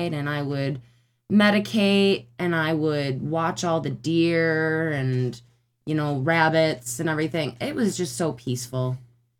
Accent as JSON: {"language": "English", "town": "Newfane", "region": "New York", "country": "United States", "tie": "born or raised there", "also_born_or_lived": "Lockport, New York / North Tonawanda, New York", "lives_now": "Buffalo, United States", "said": "I grew up in Newfane, and then I went to Lockport, and then I went to North Tonawanda."}